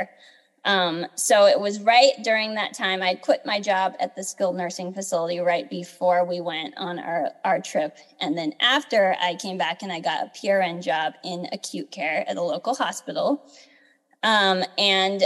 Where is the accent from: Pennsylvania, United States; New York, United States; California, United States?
California, United States; Southern; I was born and raised in Southern California